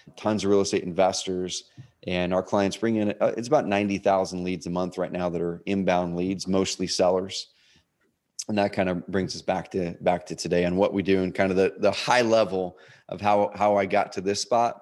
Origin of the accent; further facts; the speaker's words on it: Oregon, United States; also born or lived in Portland, Oregon; now in Roseburg, United States; I grew up in Oregon, a s, another small town, like three hours o-, on the other side of the Cascades.